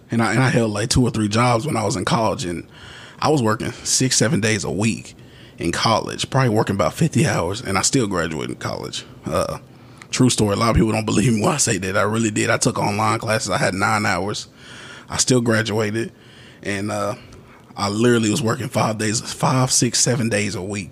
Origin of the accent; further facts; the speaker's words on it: Mississippi, United States; I was born in Mississippi